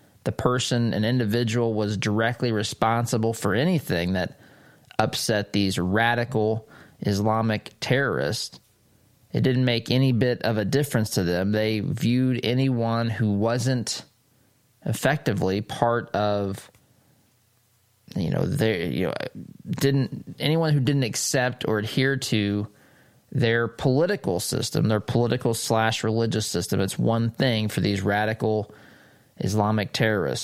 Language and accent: English; United States; I am an American